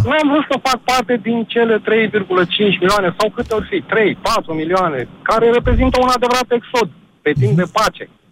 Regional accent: Iași, Iași County, Romania; Eu sunt din Iași

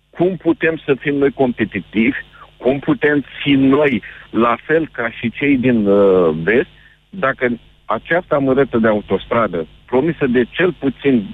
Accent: Iași, Iași County, Romania; Eu sunt din Iași da.

